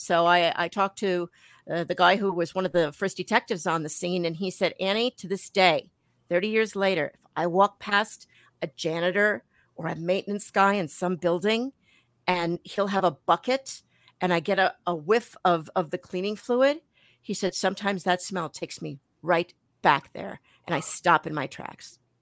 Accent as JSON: {"language": "English", "town": "Milwaukee", "region": "Wisconsin", "country": "United States", "tie": "born or raised there", "also_born_or_lived": "New York", "accent": "New York", "said": "we came back here in, uh, when I was ten years old, and so spent the rest of my life here in, in Milwaukee"}